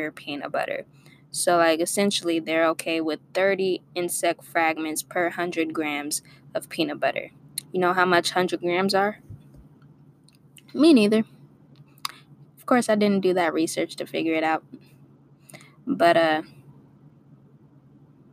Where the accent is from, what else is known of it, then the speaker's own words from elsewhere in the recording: Torrance, California, United States; also born or lived in Inglewood, California; I grew up in Torrance. And I moved to L.A. Inglewood